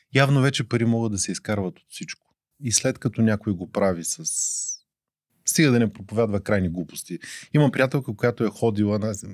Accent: Burgas, Burgas Province, Bulgaria; now in Sofia, Bulgaria; роден съм в Бургас, но имам здрави селски корени

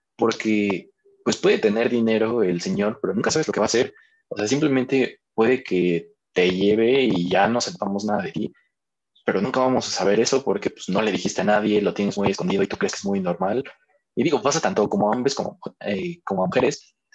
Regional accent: Mexico; como cultura mexicana

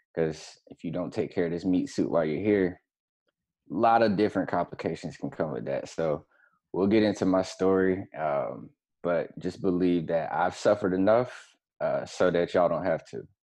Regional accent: Florida, United States; moved away as an adult; also born or lived in Atlanta / Seattle / Tampa / Gainesville; I am from Florida, first and foremost, um, born and raised

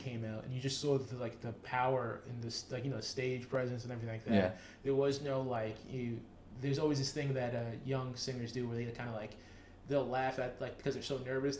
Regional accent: Rockland County, New York, United States; Yes, we're both from Rockland, but no, we're not from upstate.

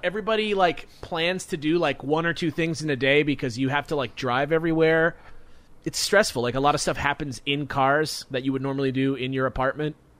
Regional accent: Hawthorne, California, United States; that's exactly where we're from. Is right there, Hawthorne.

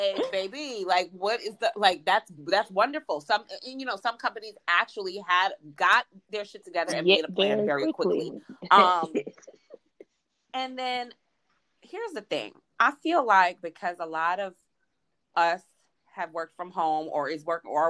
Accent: New York, United States; moved away as an adult; now in Georgia, United States; as a New Yorker

